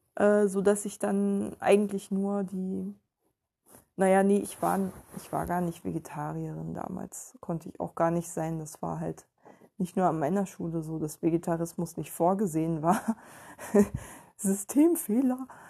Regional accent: Ueckermünde, Mecklenburg-Vorpommern, Germany; moved away; bei uns in Öckermünde war das so, dass die Lehrer quasi die Intellektuellen waren

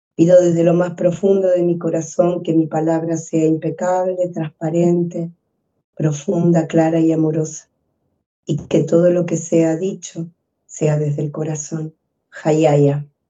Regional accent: Argentina; moved away as an adult; also born or lived in Spain / Chile; now in Peru; yo soy argentina, pero primero viví un tiempo en España estudiando mi máster y después llegué a Chile 10 años y después a Perú

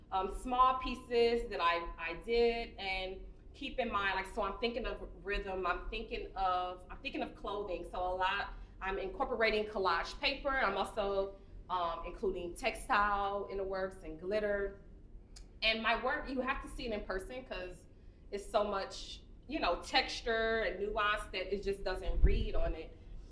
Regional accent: Midwest, United States; growing up in the Midwest, like minks were essential, right? Because it's cold, it's cold up north.

